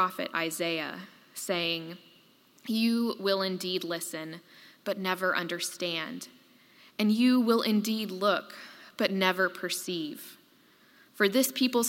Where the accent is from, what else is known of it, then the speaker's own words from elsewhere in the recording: Tuscaloosa, Alabama, United States; in my hometown, Governor George Wallace stood in front of the doors to Foster Auditorium at the University of Alabama